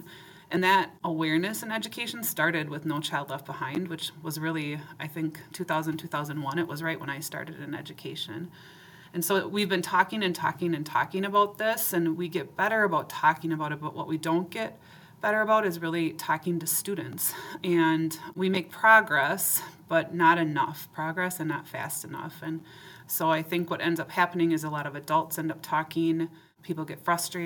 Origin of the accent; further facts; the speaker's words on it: Forest Lake, Minnesota, United States; also born or lived in Maplewood, Minnesota; I grew up in Minnesota and called Maplewood home. Forest Lake was where I grew up.